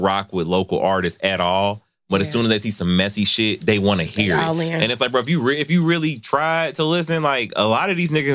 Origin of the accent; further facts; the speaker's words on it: Cincinnati, Ohio, United States; I'm a Bond Hill kid